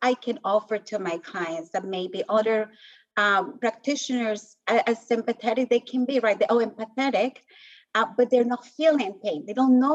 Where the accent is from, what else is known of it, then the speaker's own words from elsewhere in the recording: Colombia; moved away as an adult; I was born in Colombia and grew up in the whole like narco drug cartels era